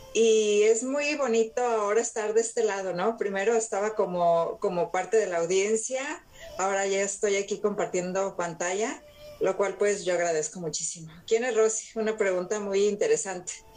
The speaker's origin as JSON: {"language": "Spanish", "country": "Mexico", "moved": "yes", "lives_now": "Los Angeles, United States", "said": "Aquí yo vivo en Los Ángeles, California, soy mexicana."}